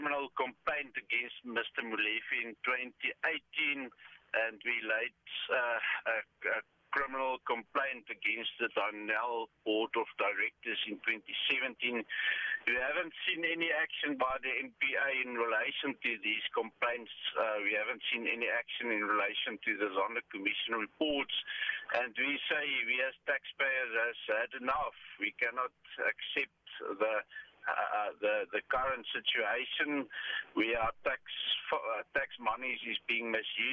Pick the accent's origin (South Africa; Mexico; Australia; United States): South Africa; us as the South African society